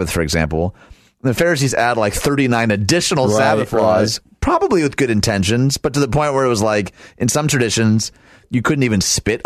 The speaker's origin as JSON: {"language": "English", "area": "right outside Detroit", "region": "Michigan", "country": "United States", "tie": "born or raised there", "said": "I was born and raised right outside Detroit"}